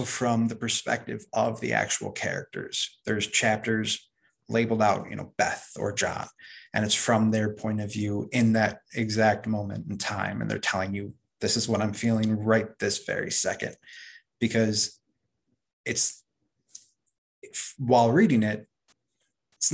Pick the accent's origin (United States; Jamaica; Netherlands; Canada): United States; Chicago, Illinois; I'm from Chicago